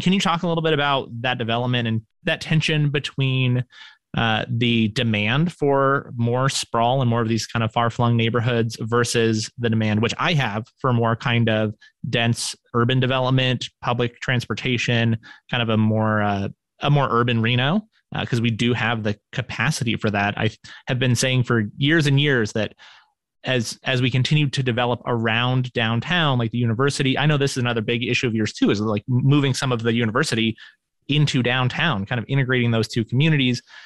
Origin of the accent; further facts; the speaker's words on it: Reno, Nevada, United States; moved away as an adult; I'm from Reno originally, but I lived away for most of my adult life and then moved back a few years ago